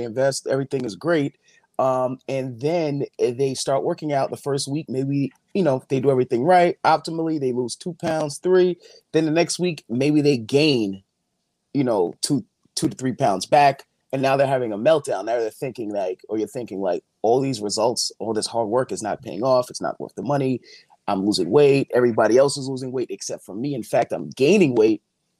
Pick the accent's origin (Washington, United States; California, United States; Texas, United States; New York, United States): New York, United States; Long Island; I am from Long Island, New York.